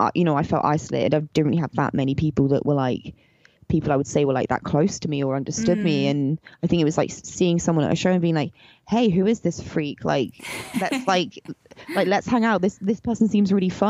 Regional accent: Somerset, South West England, United Kingdom; we grew up in the English countryside in southwest England, in Somerset

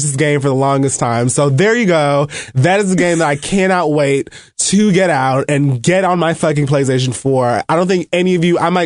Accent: Miami, Florida, United States; Miami was playing and that's where I'm from

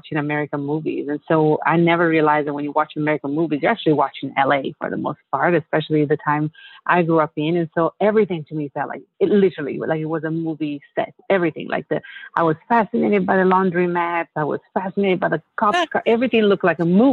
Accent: Italy; English is a second language; moved away as an adult; also born or lived in Los Angeles, United States; now in United States; I'm born and raised in Italy and finished university in Italy

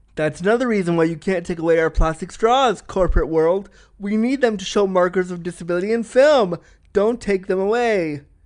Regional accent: Toronto, Ontario, Canada; my hometown of Toronto

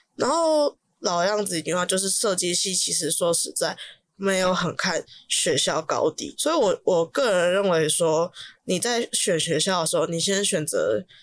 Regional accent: Taipei, Taiwan; 因为我台北人的关系

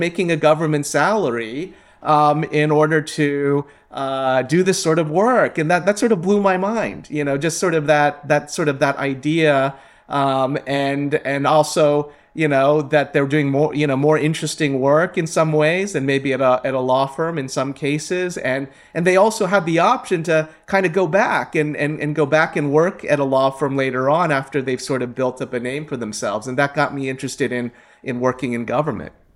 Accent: Ohio, United States; I grew up in Ohio. I'm a mid, Midwesterner

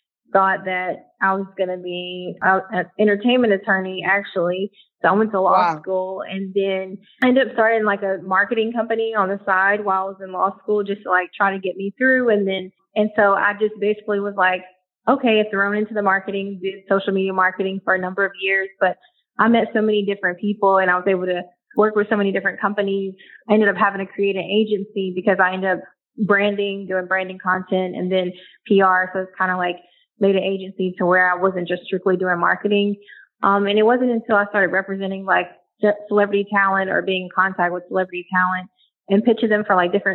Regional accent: Murfreesboro, Tennessee, United States; moved away as an adult; now in Atlanta, United States; Originally from, it's a small city outside of Nashville, Tennessee, called Murfreesboro. So I'm originally from there

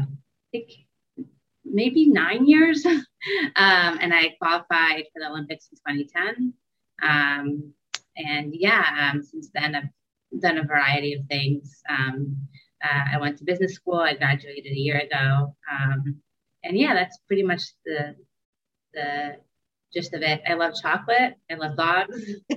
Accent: Israel; also born or lived in United States; now in New York, United States; Aside from that, I'm originally from Israel. I've been back and forth between Israel and the US pretty much my whole life. And now I currently live in New York.

